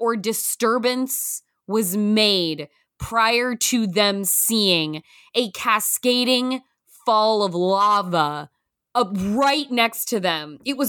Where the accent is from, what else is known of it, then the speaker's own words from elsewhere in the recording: Pacific Northwest, United States; I'm from the Pacific Northwest.